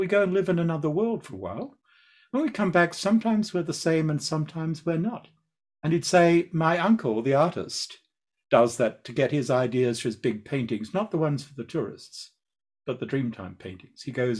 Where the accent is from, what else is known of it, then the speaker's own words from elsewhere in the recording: Australia; So, you know, I'm an Australian. I mean, we're outdoor people